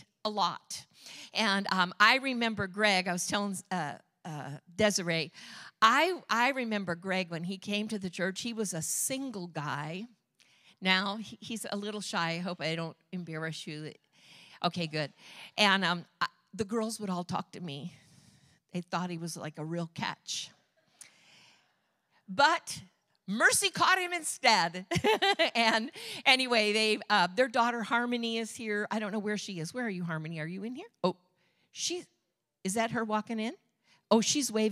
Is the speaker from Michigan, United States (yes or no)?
yes; Michigan, United States; moved away as an adult; I'm from Michigan